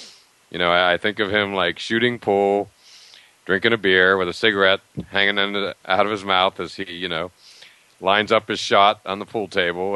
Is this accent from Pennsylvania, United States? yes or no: yes; Pittsburgh, Pennsylvania, United States; I grew up in Pittsburgh